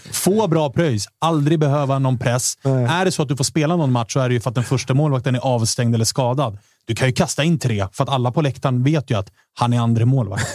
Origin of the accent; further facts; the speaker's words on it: Stockholm, Stockholm County, Sweden; vi stockholmare